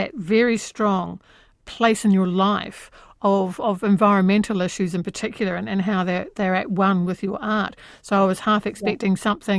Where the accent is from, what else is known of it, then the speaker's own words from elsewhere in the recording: Dunedin, Otago, New Zealand; moved away; my hometown of Dunedin